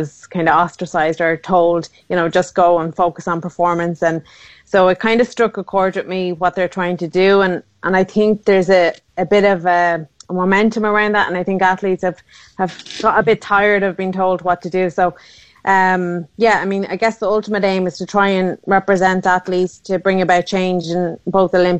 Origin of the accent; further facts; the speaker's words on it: Sligo, Connacht, Ireland; where I grew up in Sligo town